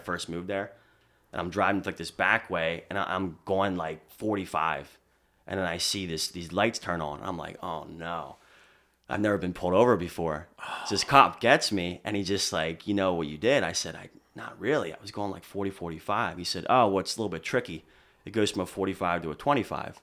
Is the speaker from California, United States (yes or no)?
no; near Philadelphia, Pennsylvania, United States; accent: Philly; moved away as an adult; now in Boston, United States